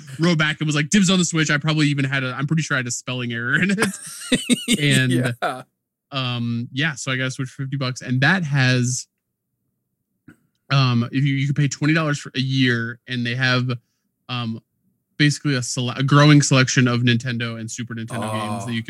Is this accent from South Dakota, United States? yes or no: yes; Platte, South Dakota, United States; we grew up in Platte, South Dakota